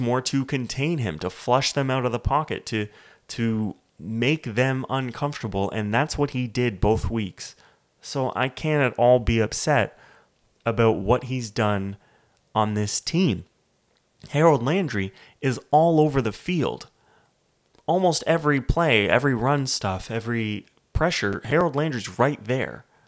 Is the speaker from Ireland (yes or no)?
no; Canada